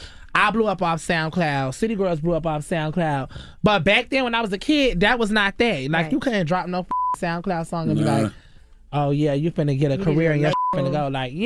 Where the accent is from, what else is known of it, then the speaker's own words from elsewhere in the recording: New York, United States; So I grew up in, like, New York and shit, too, which I had got, like, robbed.